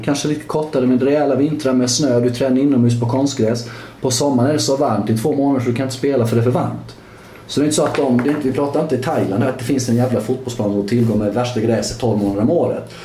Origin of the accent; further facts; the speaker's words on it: Sweden; jag är ju fortfarande svensk först och, först och främst